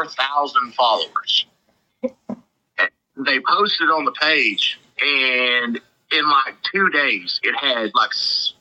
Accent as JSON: {"language": "English", "town": "Joaquin", "region": "Texas", "country": "United States", "tie": "born or raised there", "moved": "yes", "lives_now": "Elk City, United States", "said": "my high school in Joaquin, Texas"}